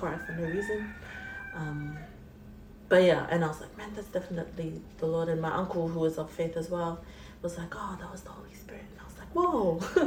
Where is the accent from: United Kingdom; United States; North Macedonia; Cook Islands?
Cook Islands; I'm from Raro. On my dad's side, I think I'm from Manihiki, Aitutaki